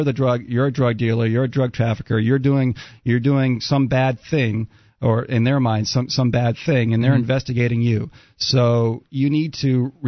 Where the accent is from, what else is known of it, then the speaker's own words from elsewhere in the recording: United States; also born or lived in Maine / New Hampshire; now in southern Arizona, United States; I grew up in Maine and New Hampshire